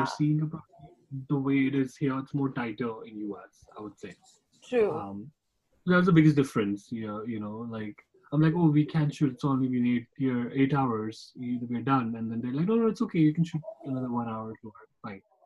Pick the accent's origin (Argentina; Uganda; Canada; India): India; Jammu and Kashmir; moved away; I also worked in my hometown, Kashmir